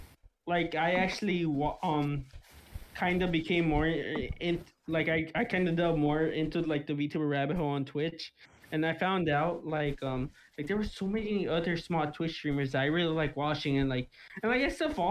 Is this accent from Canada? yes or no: yes; Canada; Yo, actually, to be fair, I am Canadian.